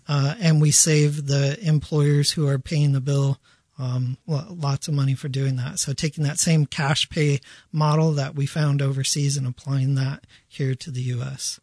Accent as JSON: {"language": "English", "town": "Denver", "region": "Colorado", "country": "United States", "also_born_or_lived": "Bangkok, Thailand", "said": "I am from Denver, Colorado"}